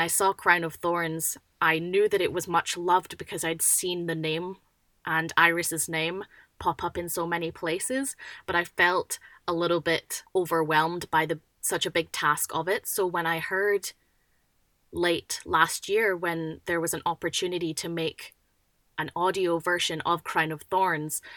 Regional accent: Scotland, United Kingdom; now in Western Australia, Australia; I'm originally from Scotland

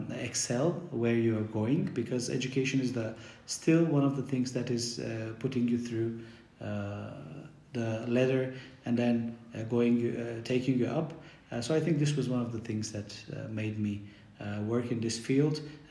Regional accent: Bulgaria; English is a second language; now in Istanbul, Turkey; I was born and raised in Bulgaria. And then moved to Istanbul. It's been like 35 years. And then I studied in Istanbul, Turkiye, and then at Istanbul University, English Language Teaching Department.

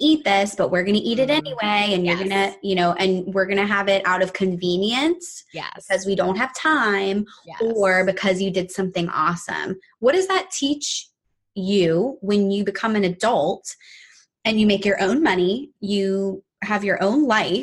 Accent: Virginia, United States; we grew up in Virginia, like from the South

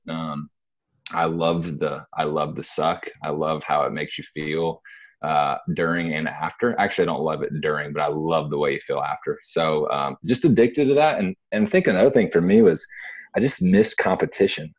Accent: Dothan, Alabama, United States; moved away as an adult; also born or lived in Virginia / Decatur; now in Birmingham, United States; from the South, born in Virginia, moved down south through Decatur, through Dothan, and I would probably say Dothan's the hometown

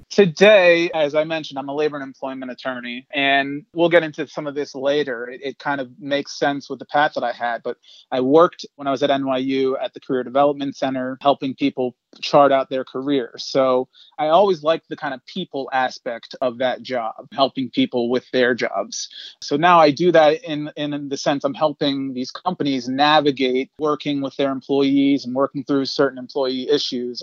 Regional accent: Delaware, United States; moved away as an adult; now in New York City, United States; I'm originally from Delaware. I came to New York as an 18-year-old

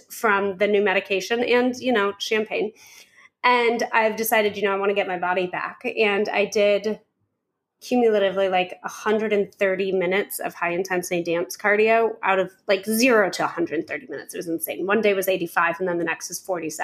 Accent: Nevada, United States; according to how I was raised to say the things like doors in Nevada

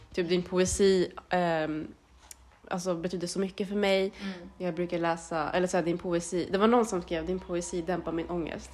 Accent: Sweden; jag är född och uppvuxen i Sverige, har inte liksom bott i Eritrea på så sätt

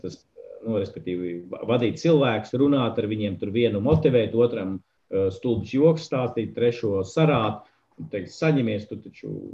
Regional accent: Saldus, Saldus Municipality, Latvia; now in Riga, Latvia; no kurienes nāku. Īsmā no lieliskas mazpilsētas, pilsētas saldus, bet tā es esmu Rīgā

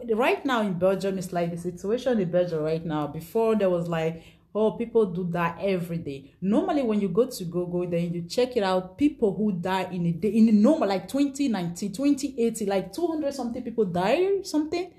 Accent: Nigeria; moved away; I'm from Nigeria

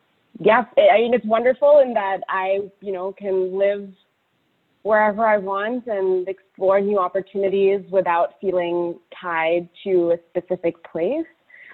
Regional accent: Indonesia; also born or lived in United Arab Emirates; now in United States; even though I grew up in Indonesia and the UAE, you know, my parents are very good about taking us back every summer to spend time with extended family in Calcutta.

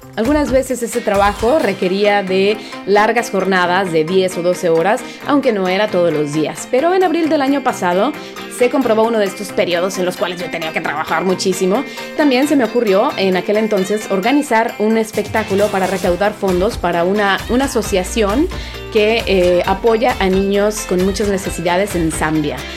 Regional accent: Veracruz, Mexico; also born or lived in Mexico City / Coatzacoalcos; Nací en la Ciudad de México, pero muy pequeña me fui al puerto de Veracruz, por lo cual me denomino como jarocha y también chilanga.

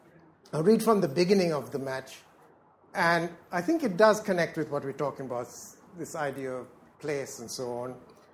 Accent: Philippines; moved away as an adult; now in England, United Kingdom; when I came to London, when I came to England to live, I came from the Philippines. And I came from a country which was very, very unusual in Asia. It was regarded then as an English-speaking country.

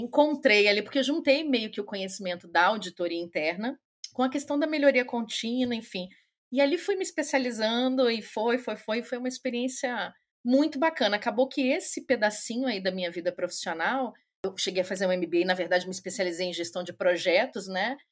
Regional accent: Rio de Janeiro, Brazil; moved away as an adult; also born or lived in São Paulo; now in Germany; Sou carioca, mas morei, antes de vir para a Alemanha, estou aqui na Alemanha, vai fazer cinco anos. É, morei em São Paulo dez anos

